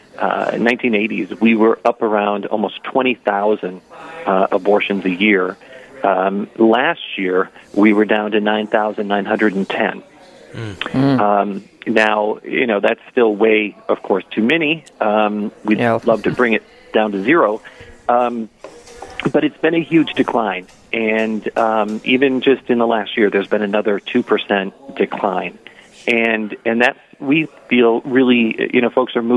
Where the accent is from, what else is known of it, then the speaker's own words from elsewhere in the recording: Paynesville, Minnesota, United States; I'm from Painesville, Minnesota, born and raised.